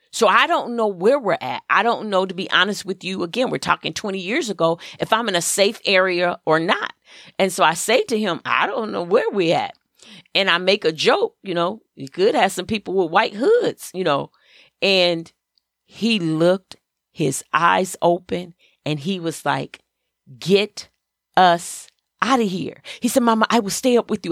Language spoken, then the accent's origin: English; Flint, Michigan, United States; I grew up in Flint, Michigan